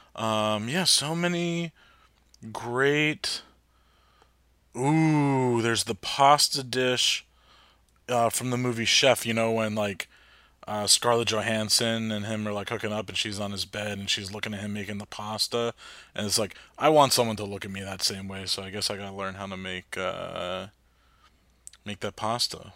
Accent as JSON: {"language": "English", "region": "New Jersey", "country": "United States", "also_born_or_lived": "Hoboken", "said": "I'm from Jersey, lived in Hoboken for a while."}